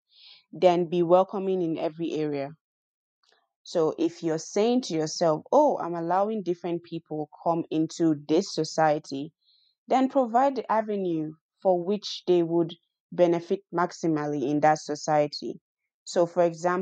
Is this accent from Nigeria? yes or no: yes; Nigeria; moved away; I'm a Nigerian